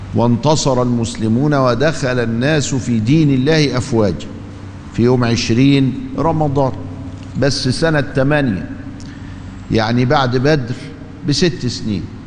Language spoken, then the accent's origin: Arabic; Egypt; عندنا في مصر